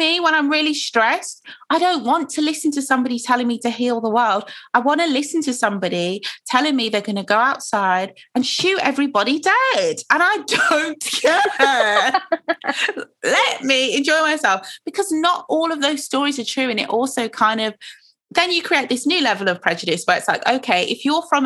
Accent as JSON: {"language": "English", "country": "Nigeria", "moved": "yes", "lives_now": "United Kingdom", "said": "I'm Nigerian"}